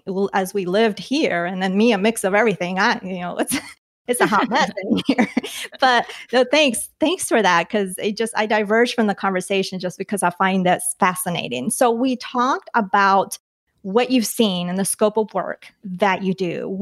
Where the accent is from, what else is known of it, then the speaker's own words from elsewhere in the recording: Colombia; now in United States; I was born in Colombia, but I didn't immigrate to the U.S. because my father's American. I moved to the U.S., so I'm whatever I am, I'm not first generation, second. I was just born in Colombia and an American citizen automatically.